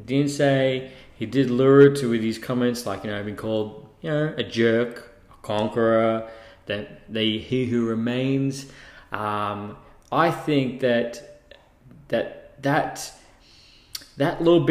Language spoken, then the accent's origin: English; Australia; being an Australian, because we call them Crocs down here